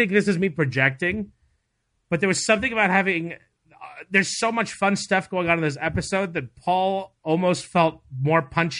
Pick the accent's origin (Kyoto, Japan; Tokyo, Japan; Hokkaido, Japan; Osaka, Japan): Tokyo, Japan; I had a sushi roll in Tokyo. It was fantastic. You know what's weird? Grew up there, almost never ate sushi.